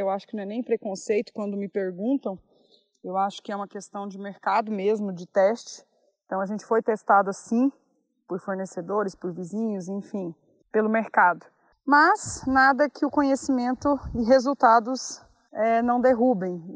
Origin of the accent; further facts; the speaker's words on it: Mineiros, Goiás, Brazil; also born or lived in Goiânia; nascida e criada em Mineiros, Goiás